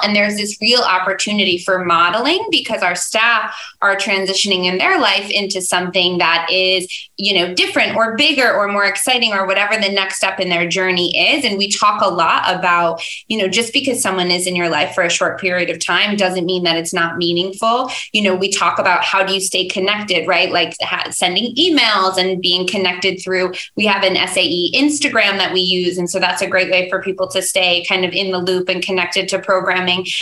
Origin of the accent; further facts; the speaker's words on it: Dutchess County, New York, United States; also born or lived in Albany; I grew up in Dutchess County